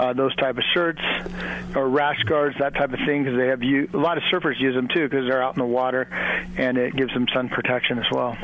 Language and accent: English; Dana Point, California, United States; I grew up in Dana Point